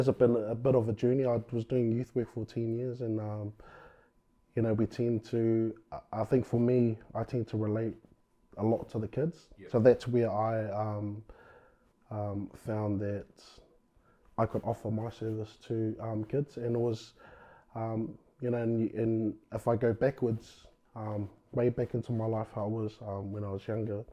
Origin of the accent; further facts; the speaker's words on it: Christchurch, Canterbury, New Zealand; Born and bred in Christchurch. Yep. So I've been here all my life